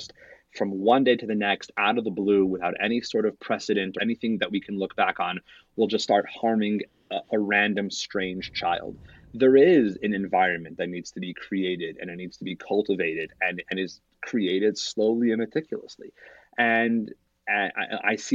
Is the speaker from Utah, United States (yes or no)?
yes; Salt Lake City, Utah, United States; When I was growing up, I grew up in Salt Lake City